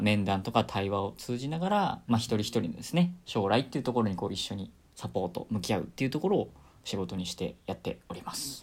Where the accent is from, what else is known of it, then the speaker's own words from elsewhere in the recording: Nagoya, Aichi, Japan; moved away; 出身は名古屋で生まれました。で、大学までずっと名古屋にいて、まあ、生粋の名古屋生まれ、名古屋育ち